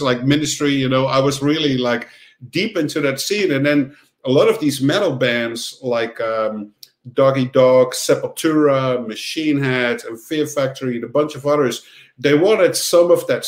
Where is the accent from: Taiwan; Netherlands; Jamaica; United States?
Netherlands; also born or lived in Amsterdam; I grew up on the countryside in the Netherlands